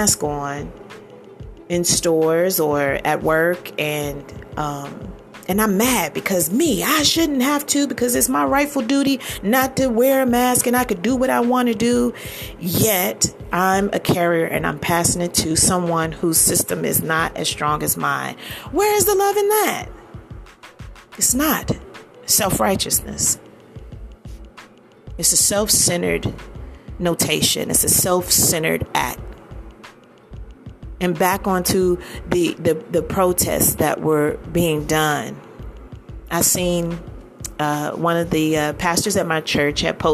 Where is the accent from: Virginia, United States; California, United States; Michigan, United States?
Virginia, United States; Northern Virginia / Washington D.C. area, United States; moved away; also born or lived in Maryland; I'm from the Northern Virginia area, D.C. area, Maryland area. Grew up in that area, and is home.